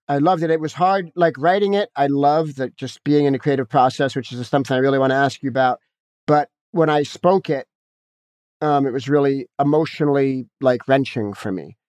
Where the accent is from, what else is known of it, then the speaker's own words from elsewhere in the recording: Los Angeles, California, United States; I grew up in Hollywood with a, a heroin addict, jazz musician parent